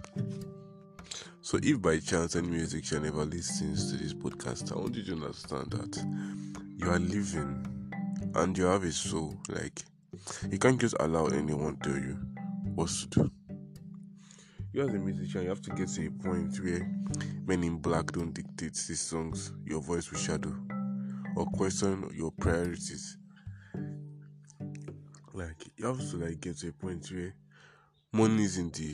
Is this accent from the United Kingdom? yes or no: no; Nigeria; I'm a Nigerian